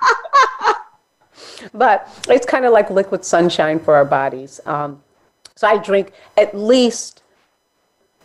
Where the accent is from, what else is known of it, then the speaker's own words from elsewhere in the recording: Chicago, Illinois, United States; I grew up in Hyde Park, Chicago, which is a mixed area